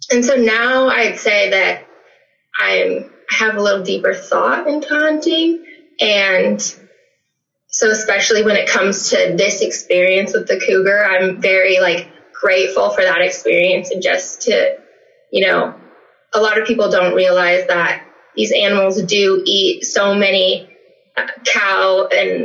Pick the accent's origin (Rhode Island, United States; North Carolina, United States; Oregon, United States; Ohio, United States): Oregon, United States; Gaston; moved away as an adult; now in Prineville, United States; I am originally from Gaston, Oregon, which is near Forest Grove, Oregon. It's a small town in the valley